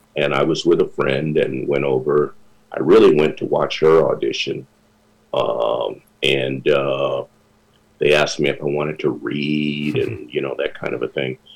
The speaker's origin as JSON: {"language": "English", "town": "South Bend", "region": "Indiana", "country": "United States", "tie": "born or raised there", "also_born_or_lived": "Minnesota", "moved": "as an adult", "lives_now": "New York, United States", "said": "I was born and raised in South Bend, Indiana"}